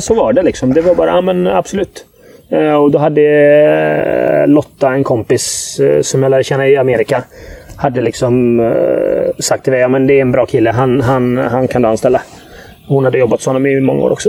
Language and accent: Swedish; Gothenburg, Västra Götaland, Sweden; jag växte upp på Hisingen